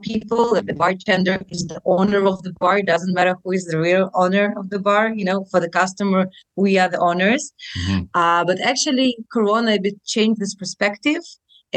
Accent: Saint Petersburg, Russia; moved away as an adult; now in Tel Aviv, Israel; I'm originally from St. Petersburg, Russia, which is close to Finland, mm-hmm. which is a beautiful city. I grew up there until the age of 23.

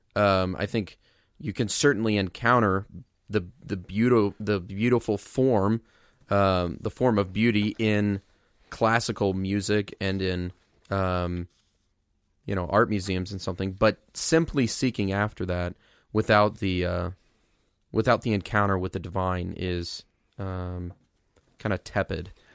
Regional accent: Mount Zion, Illinois, United States; my hometown, Mount Zion, Illinois

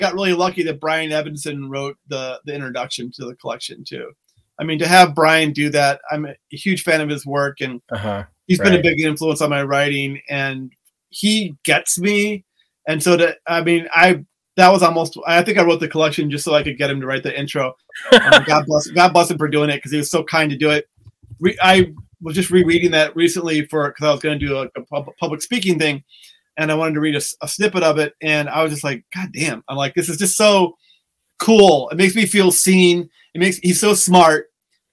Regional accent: St. Louis, Missouri, United States; moved away as an adult; also born or lived in Peoria, Illinois / Chicago, Illinois; Growing up in St. Louis, going to Bradley University in Peoria, moving to Chicago

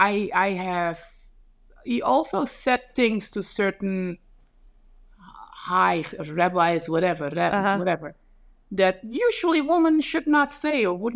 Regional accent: Netherlands; now in New York, United States; I'm just like, I come from Holland being modern and then all of a sudden.

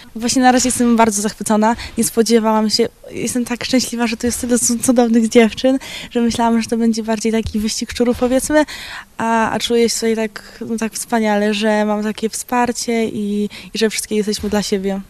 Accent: Pruszków, Masovian Voivodeship, Poland; jestem z Pruszkowa, mieszkam w tamtejszym domu dziecka.

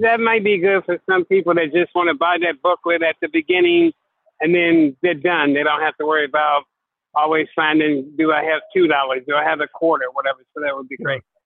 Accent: Chicago, Illinois, United States; now in Hawaii, United States; I live in Hawaii now, but I'm originally from Chicago, born and raised.

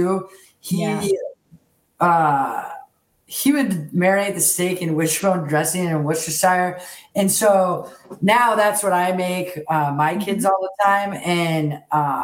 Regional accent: Chicago, Illinois, United States; also born or lived in Houston, Texas; We moved to Chicago though when I was young

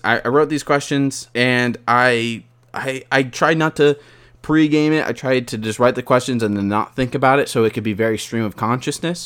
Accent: Porterville, California, United States; I want to be known as the guy from Porterville, California

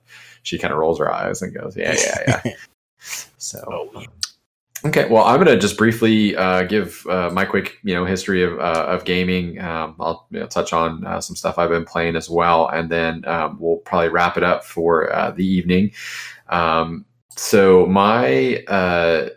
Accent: Charleston, South Carolina, United States; now in Jacksonville, United States; from South Carolina, where I grew up in Charleston

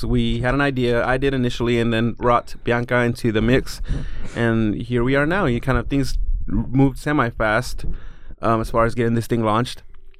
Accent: Wilder, Idaho, United States; born or raised there

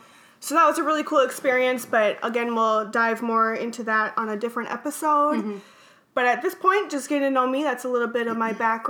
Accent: Minnesota, United States; born or raised there; also born or lived in Bogota, Colombia

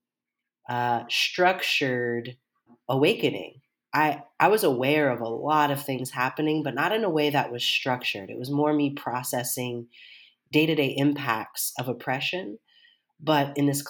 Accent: Seattle, Washington, United States; I grew up here in Seattle, Washington

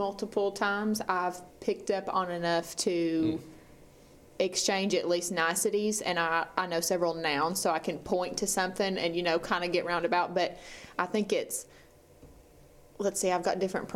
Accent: United States; growing up in America, I'm white.

